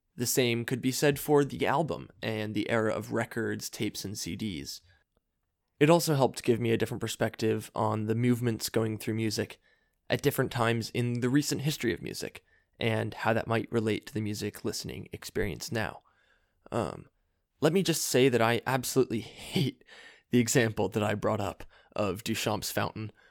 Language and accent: English; San Anselmo, California, United States; my hometown of San Anselmo